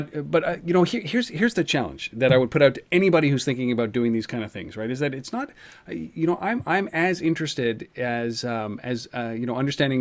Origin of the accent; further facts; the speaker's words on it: Ottawa, Ontario, Canada; the city of Ottawa, which is my hometown, Ottawa, Ontario, Canada